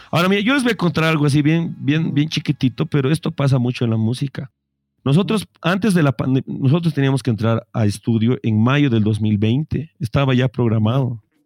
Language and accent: Spanish; Bolivia; somos bolivianos